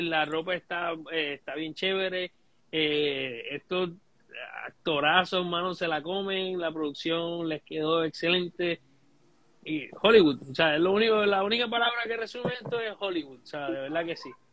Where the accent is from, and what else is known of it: Puerto Rico